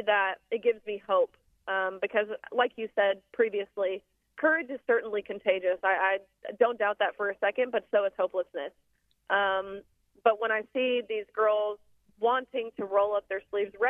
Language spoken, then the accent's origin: English; Nashville, Tennessee, United States; Nashville, which is my hometown